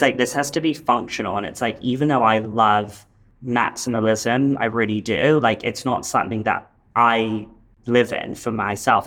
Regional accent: London, United Kingdom; now in Los Angeles, United States; where I grew up in in London

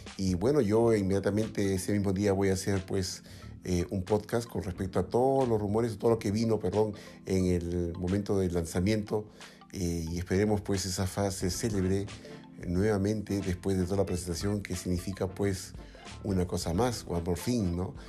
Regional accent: Lima, Peru; yo soy aquí de Lima

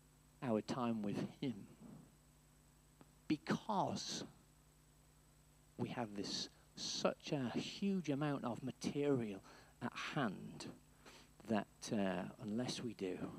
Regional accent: Wales, United Kingdom; When I was growing up, in my secondary school education, I grew up in North Wales, yes?

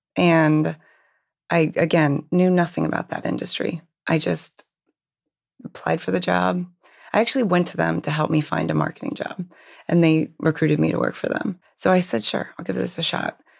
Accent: Hershey, Pennsylvania, United States; I actually grew up in Hershey, Pennsylvania.

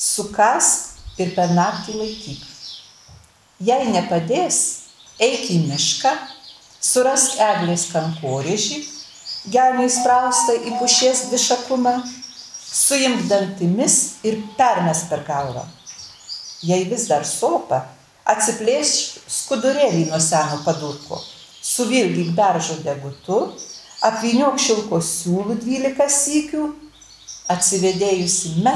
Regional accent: near Prienai, Kaunas County, Lithuania; accent: Kapsas (Kapsų tarmė); Mano tarmė, aš esu gimus taip netoli prienų, tik toj pusė, mus nuo Dzukijos skirdavo Nemunas, o iki prienų man buvo 11 km. Ir taigi ta mano tarmė yra tokia e, kapsų.

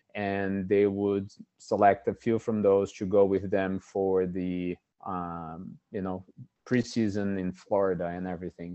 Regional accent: Brazil; moved away as an adult; now in United States; I am, uh, born and raised in Brazil

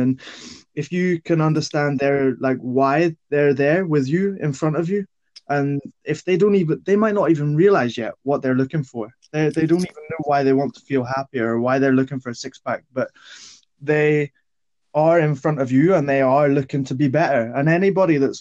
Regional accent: Ballymena, Northern Ireland, United Kingdom; I'm from Northern Ireland, Ballymena.

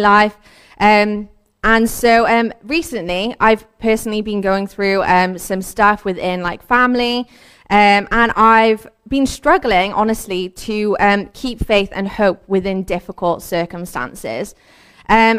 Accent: Cardiff, Wales, United Kingdom; I also have lived in Cardiff pretty much my whole life. I've grown up here

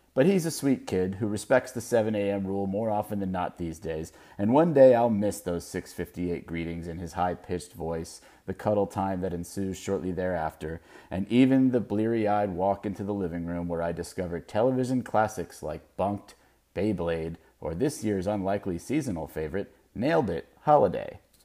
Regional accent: Melbourne Beach, Florida, United States; moved away as an adult; now in West Coast, United States; my hometown of Melbourne Beach

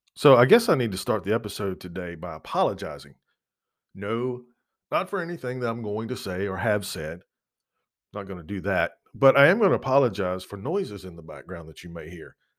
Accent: United States; as an American, as a citizen of what is supposed to be a free country

